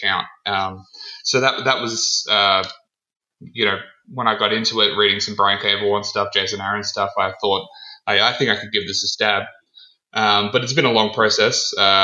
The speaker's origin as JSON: {"language": "English", "country": "Australia", "said": "I'm 26 years old and I'm from Australia."}